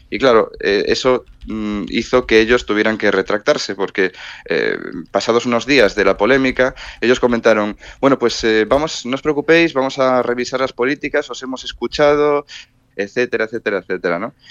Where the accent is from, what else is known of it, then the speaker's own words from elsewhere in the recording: Spain; allí creo que soy el único español, el primer español de hecho